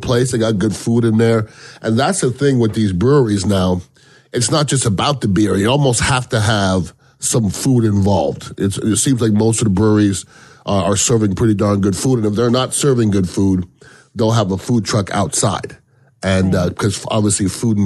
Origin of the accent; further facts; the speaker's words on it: Canada; now in Tampa Bay, United States; being Canadian